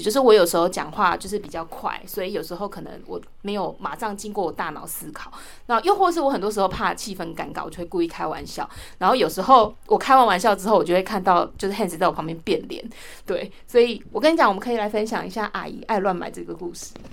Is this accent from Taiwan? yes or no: yes; southern Taiwan, Taiwan; moved away; 像我是南部人